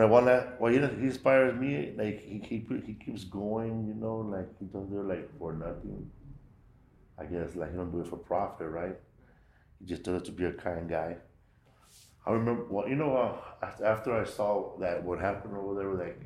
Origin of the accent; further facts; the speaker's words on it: Los Angeles, California, United States; I grew up right there, Pico Aliso. But I grew up in Pico Gardens, the 4th Street side by Pico and Glass